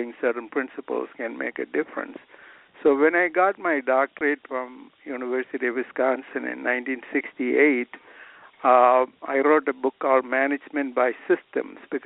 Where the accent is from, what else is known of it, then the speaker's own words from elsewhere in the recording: Kerala, India; moved away as an adult; now in United States; I was growing up in India